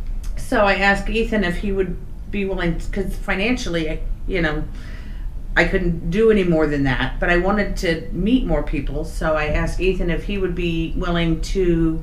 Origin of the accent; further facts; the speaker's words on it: Olathe, Kansas, United States; to Kansas, to my hometown of Olathe